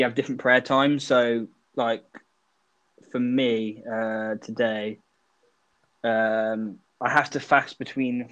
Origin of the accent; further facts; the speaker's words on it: United Kingdom; we're British